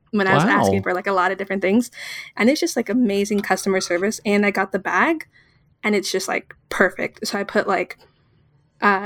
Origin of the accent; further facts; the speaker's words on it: Southern California, United States; born and raised in Southern California